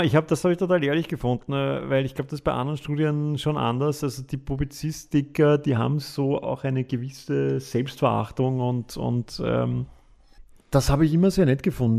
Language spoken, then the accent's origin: German; Vienna, Austria; wir sind Wiener